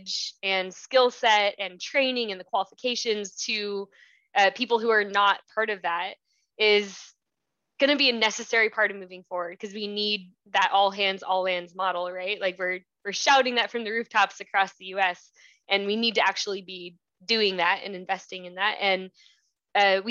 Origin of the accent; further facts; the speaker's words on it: Southern California, United States; I grew up in Southern California